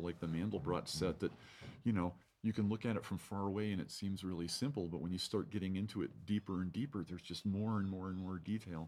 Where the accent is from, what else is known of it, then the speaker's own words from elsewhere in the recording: Santa Clara, California, United States; moved away as an adult; also born or lived in San Francisco; now in Fort Collins, United States; I was born in San Francisco, but raised in Silicon Valley in Santa Clara